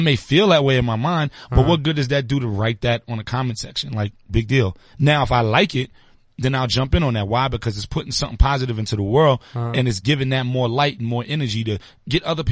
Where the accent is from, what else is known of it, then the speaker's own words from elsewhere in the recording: New York City, New York, United States; I'm from Brooklyn, so I'm from the home of getting to it as quick as possible